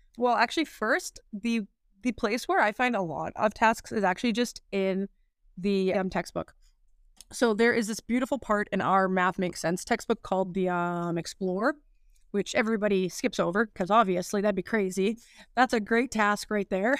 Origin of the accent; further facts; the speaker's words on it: Weyburn, Saskatchewan, Canada; I was born and raised in Weyburn, uh, Saskatchewan